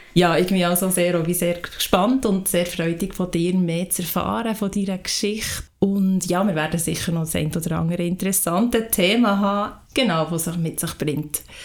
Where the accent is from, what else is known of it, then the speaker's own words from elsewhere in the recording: Lauterbrunnen, Bern, Switzerland; ich bin in der Gemeinde Lutherbrunnen aufgewachsen